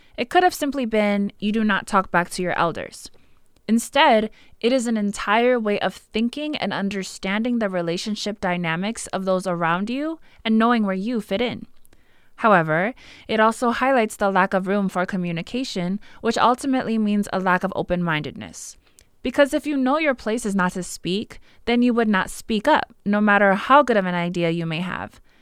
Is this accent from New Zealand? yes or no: no; American Samoa